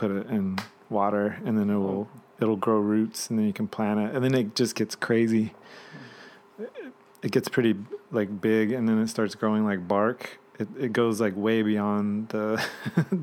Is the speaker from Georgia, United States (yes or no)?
yes; Georgia, United States; moved away; also born or lived in Virginia; my teenage years, I grew up in Georgia